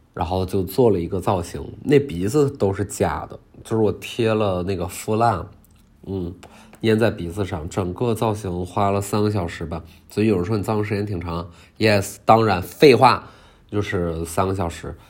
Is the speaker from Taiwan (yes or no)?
no; Heilongjiang, China; 我是东北人，黑龙江，边陲，离俄罗斯也非常近